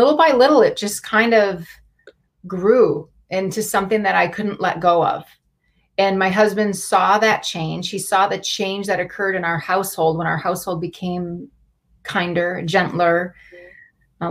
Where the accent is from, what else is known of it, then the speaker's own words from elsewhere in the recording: Wisconsin, United States; moved away; Saul and I grew up in Wisconsin in this little town of 5,000 together